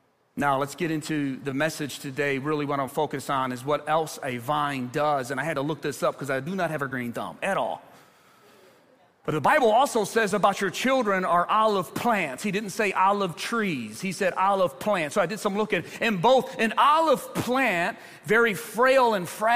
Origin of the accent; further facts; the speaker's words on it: Ecorse, Michigan, United States; I grew up in Ecorse, very diverse community